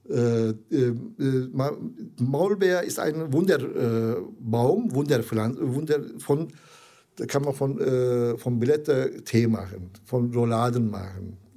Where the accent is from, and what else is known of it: Zonguldak, Turkey; born or raised there; German is a second language; now in Essen, Germany